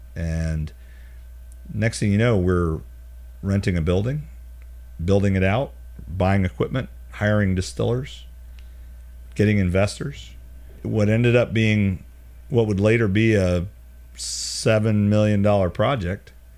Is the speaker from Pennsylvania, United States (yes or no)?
no; Charlotte, North Carolina, United States; now in Birmingham, United States; we grew up in Charlotte